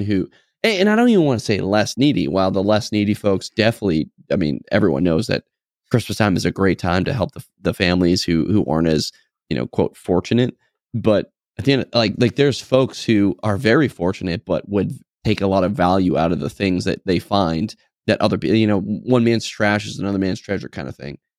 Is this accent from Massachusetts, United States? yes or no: no; New Hampshire, United States; we are both from New Hampshire